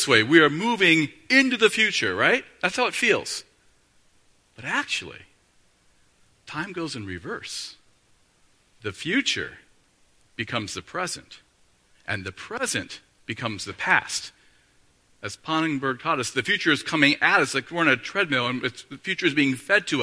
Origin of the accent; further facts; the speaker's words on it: Northeast Ohio, United States; I grew up in Northeast Ohio